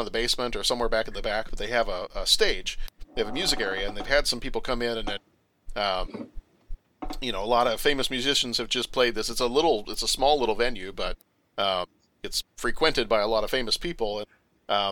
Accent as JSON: {"language": "English", "town": "Mesquite", "region": "Texas", "country": "United States", "tie": "born or raised there", "said": "growing up in Mesquite, Texas"}